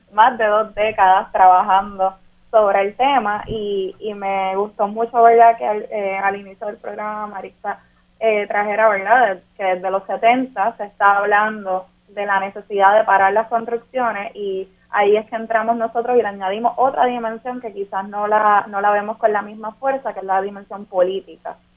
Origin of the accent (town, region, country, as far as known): Puerto Rico